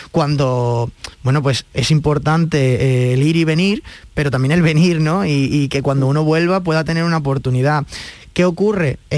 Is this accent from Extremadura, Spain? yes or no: no; Seville, Andalusia, Spain; moved away; yo me fui muy joven de Sevilla y, la verdad es que tengo, ahora cuando he vuelto a Sevilla, pues tengo esta cosa, ¿no? Un poco de, huérfano, de orfandad, de no saber, de, no conocer tanto Sevilla como a mí me gustaría